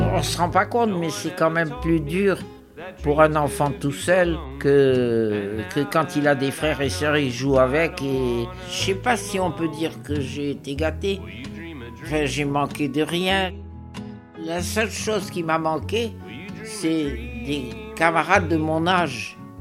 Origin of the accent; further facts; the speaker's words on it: Mostaganem Province, Algeria; Je suis né à Mostaganem